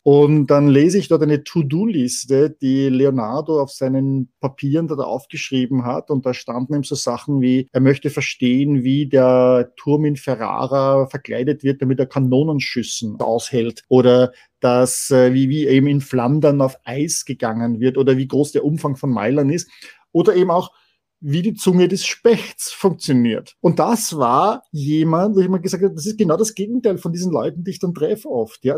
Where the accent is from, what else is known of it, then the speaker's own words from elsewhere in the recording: Vienna, Austria; als Wiener